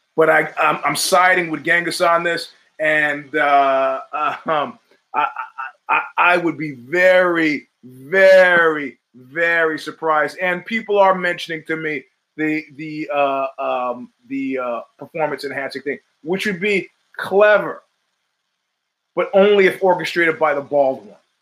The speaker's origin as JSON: {"language": "English", "region": "New York", "country": "United States", "tie": "born or raised there", "said": "I grew up in New York in the 70s"}